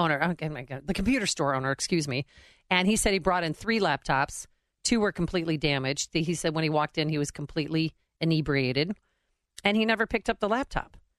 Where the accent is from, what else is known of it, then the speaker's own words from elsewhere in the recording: Chicago, Illinois, United States; I'm from Chicago